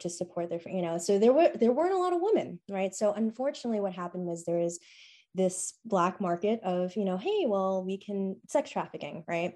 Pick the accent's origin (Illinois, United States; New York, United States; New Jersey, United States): New York, United States; New York City; Born and bred in New York City, went to public